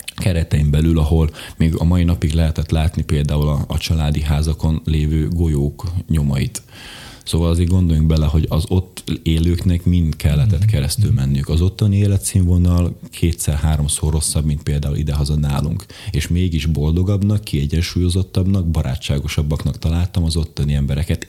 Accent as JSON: {"language": "Hungarian", "area": "Bodrogköz", "region": "Košice Region", "country": "Slovakia", "tie": "born or raised there", "said": "magyar gyerekként Szlovákiából"}